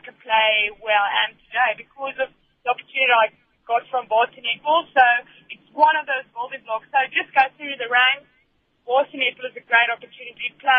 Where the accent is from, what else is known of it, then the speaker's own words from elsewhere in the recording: South Africa; I think one thing we really needed as South African netball players is to get that exposure